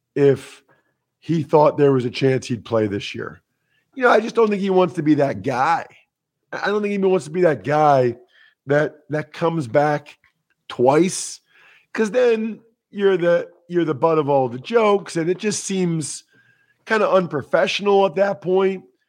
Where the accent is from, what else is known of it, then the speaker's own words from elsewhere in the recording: outside of Philadelphia, Pennsylvania, United States; I grew up outside of Philly